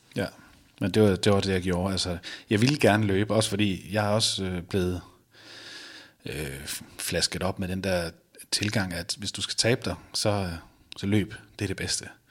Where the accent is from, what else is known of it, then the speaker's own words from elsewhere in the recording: Viborg, Central Denmark Region, Denmark; now in Randers, Denmark; jeg bor i Randers nu, men jeg, jeg kommer oprindeligt fra Viborg